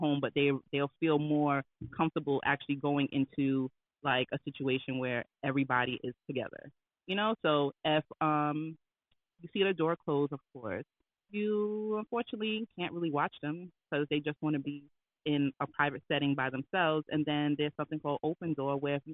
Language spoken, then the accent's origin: English; New York, United States; I'm from New York